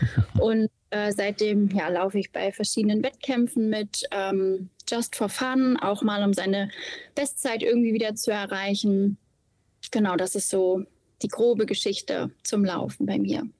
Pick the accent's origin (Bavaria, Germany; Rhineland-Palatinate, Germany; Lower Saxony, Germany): Lower Saxony, Germany; Osnabrück; moved away as an adult; now in Bergisch Gladbach, Germany; komme gebürtig aus Osnabrück und lebe seit äh, viereinhalb Jahren in Nordrhein-Westfalen, jetzt in Bergisch Gladbach